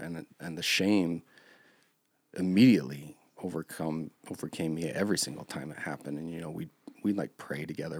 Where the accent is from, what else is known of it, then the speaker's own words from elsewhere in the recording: Park City, Montana, United States; also born or lived in Billings, Montana; when I was five, my parents moved us to Park City, Montana. a lot of times when I say I grew up in Park City